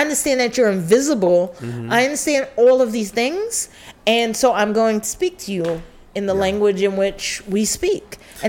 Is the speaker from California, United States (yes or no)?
no; New York City, New York, United States; I'm so grateful that I was raised in New York, born and raised. I'm a native New Yorker.